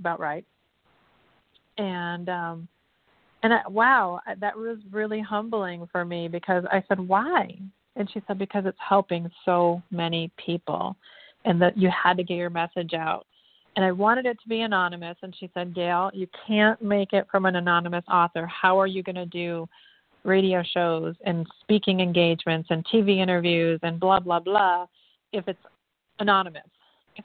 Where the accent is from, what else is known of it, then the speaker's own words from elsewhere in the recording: Detroit, Michigan, United States; also born or lived in Hollywood; now in Westminster, United States; I came from humble beginnings. I came from Detroit, blue collar environment